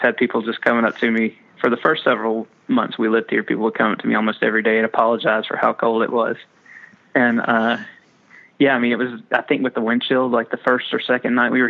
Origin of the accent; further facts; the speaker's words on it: Alabama, United States; moved away; I grew up in Alabama, man. Nobody cares about education there.